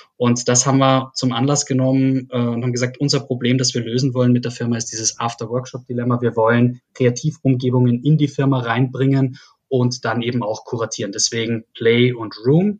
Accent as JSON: {"language": "German", "area": "Salzkammergut", "region": "Upper Austria", "country": "Austria", "tie": "born or raised there", "also_born_or_lived": "Graz", "moved": "as an adult", "lives_now": "Berlin, Germany", "said": "ich äh, bin gebürtiger Österreicher, komme aus Oberösterreich, aus dem schönen Salzkammergut, bin dort groß geworden"}